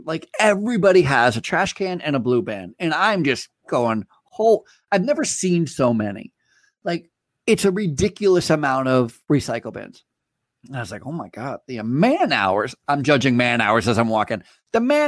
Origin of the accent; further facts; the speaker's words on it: Vermont, United States; I grew up in Vermont